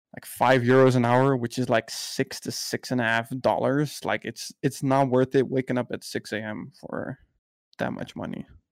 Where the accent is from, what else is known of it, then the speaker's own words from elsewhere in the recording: Netherlands; I'm from the Netherlands